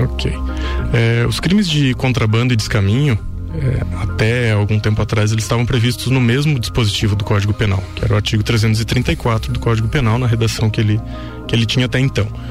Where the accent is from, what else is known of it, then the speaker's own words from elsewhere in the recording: Lages, Santa Catarina, Brazil; also born or lived in Rio do Sul / Blumenau / Caçador; eu sou nascido aqui em Lages, né? Sou natural de Lages, cria da terra. É, vivi e, e, cresci a minha vida toda aqui